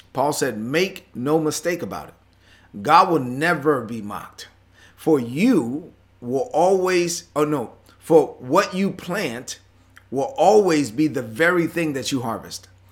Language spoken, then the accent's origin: English; Brooklyn, New York, United States; I'm from Brooklyn